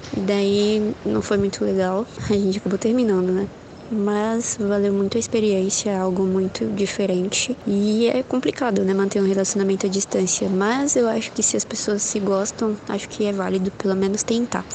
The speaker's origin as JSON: {"language": "Portuguese", "region": "São Paulo", "country": "Brazil", "said": "eu sou da capital de São Paulo"}